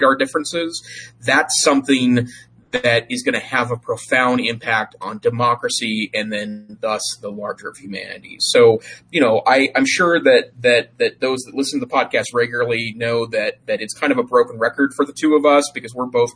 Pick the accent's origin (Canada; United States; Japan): United States; Montana; the town I grew up in Montana